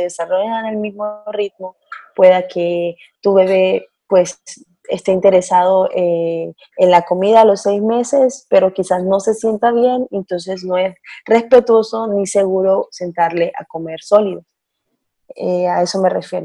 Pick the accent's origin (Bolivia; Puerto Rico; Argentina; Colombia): Colombia; Barranquilla, Atlántico; now in Israel; Soy colombiana de Barranquilla, del norte de Colombia, y vivo aquí con mi esposo y mi bebé